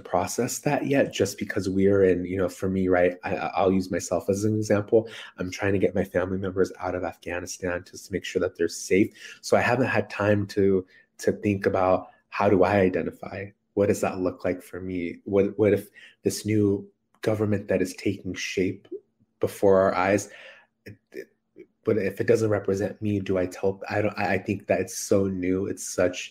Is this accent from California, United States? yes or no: yes; San Francisco Bay Area, California, United States; growing up in the San Francisco Bay Area